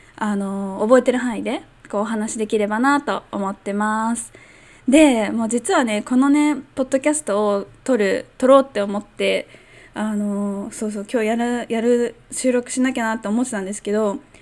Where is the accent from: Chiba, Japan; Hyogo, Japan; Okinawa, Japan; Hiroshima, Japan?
Chiba, Japan; moved away as an adult; also born or lived in Tokyo / Hong Kong; now in Miyakojima, Japan; ずっと千葉県で生まれたし、それも、あの、東京に近いところで生まれたし